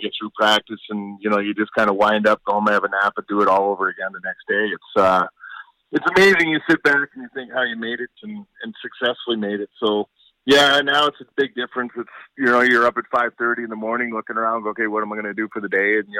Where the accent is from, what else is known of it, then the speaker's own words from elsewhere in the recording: Stirling, Ontario, Canada; my hometown in Sterling